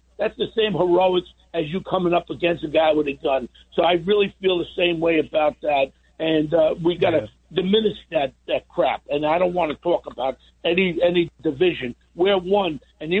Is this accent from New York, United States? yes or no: yes; New York City, New York, United States; I grew up in Ozone Park